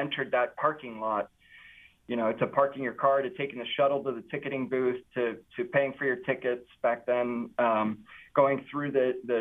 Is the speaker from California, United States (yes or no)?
yes; Southern California, United States; My first job as a 16-year-old growing up in Southern California was working for Disneyland